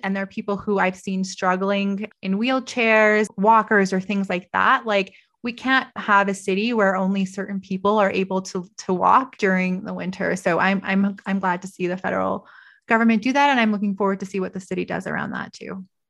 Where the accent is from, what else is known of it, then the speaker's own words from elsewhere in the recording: Toronto, Ontario, Canada; also born or lived in Vancouver; now in Calgary, Canada; I grew up in Toronto. I lived in Vancouver.